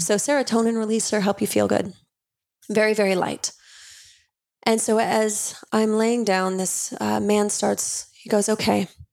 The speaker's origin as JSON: {"language": "English", "region": "Utah", "country": "United States", "tie": "born or raised there", "said": "I grew up Mormon in Utah"}